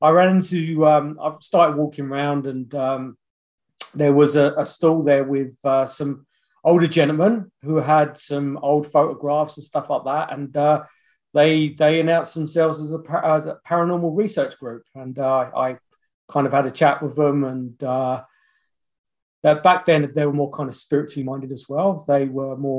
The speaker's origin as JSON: {"language": "English", "region": "London", "country": "United Kingdom", "also_born_or_lived": "Australia / New Zealand", "moved": "yes", "lives_now": "Kamloops, Canada", "said": "I'm from London. That's where I was originally from"}